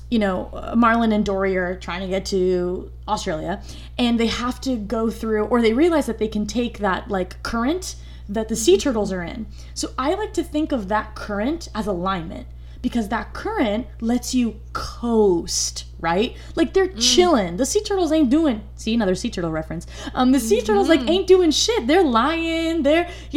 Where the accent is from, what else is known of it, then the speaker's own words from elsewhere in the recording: United States; I'm first generation born in the United States